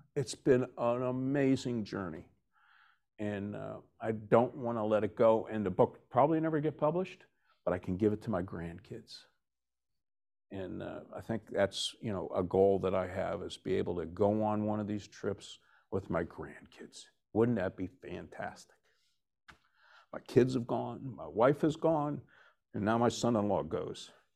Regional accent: West Virginia, United States; moved away as an adult; also born or lived in Vermont; now in New Jersey, United States; I'm originally from West Virginia, I'm making my way to Vermont full-time. I just stopped off in New Jersey for forty-three years to raise a family.

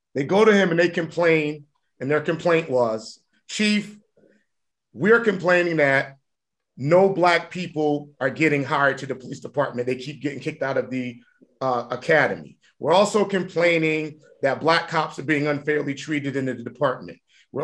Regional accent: New Haven, Connecticut, United States; And I'm we from New Haven. We know how to get gully. We know how to be raw.

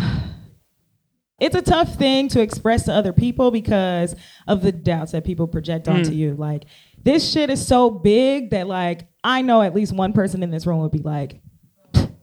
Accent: Cincinnati, Ohio, United States; That's my hometown

